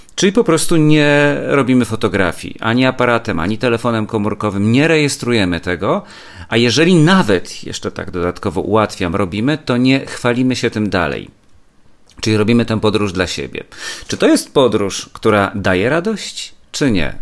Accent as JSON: {"language": "Polish", "town": "Kielce", "region": "Świętokrzyskie Voivodeship", "country": "Poland", "tie": "born or raised there", "moved": "as an adult", "lives_now": "Warsaw, Poland", "said": "Muzeum Historii Kielc, czyli mojego rodzinnego miasta, w którym mieszkałem do matury"}